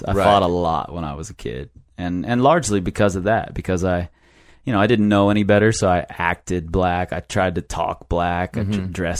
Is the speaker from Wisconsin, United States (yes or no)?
no; Cincinnati, Ohio, United States; I grew up in a neighborhood that was all white, 100% white